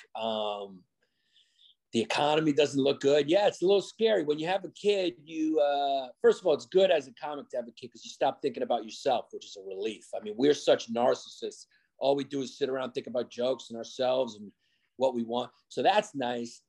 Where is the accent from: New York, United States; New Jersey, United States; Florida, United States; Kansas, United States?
New York, United States; New York City; growing up in New York City too, I grew up in Brooklyn